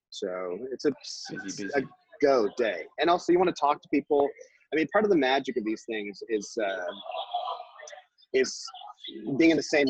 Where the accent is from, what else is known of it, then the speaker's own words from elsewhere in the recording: Canada; as a Canadian creator, you certainly come down to the States and you know you're Canadian.